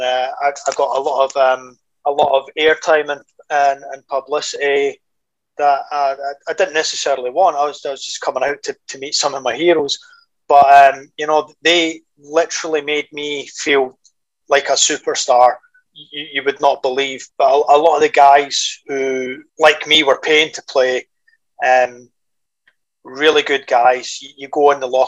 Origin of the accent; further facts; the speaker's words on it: Scotland, United Kingdom; I was from Scotland